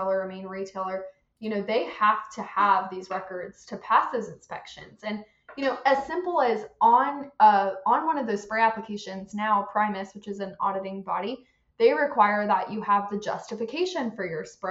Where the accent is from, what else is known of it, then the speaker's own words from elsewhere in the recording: Central Florida, United States; I'm from Central Florida